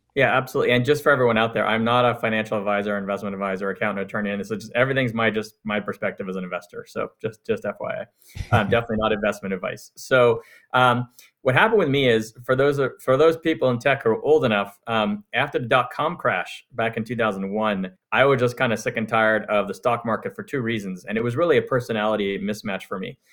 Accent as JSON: {"language": "English", "town": "Montreal", "region": "Quebec", "country": "Canada", "tie": "born or raised there", "moved": "yes", "lives_now": "United States", "said": "I'm from Canada. I grew up in Montreal"}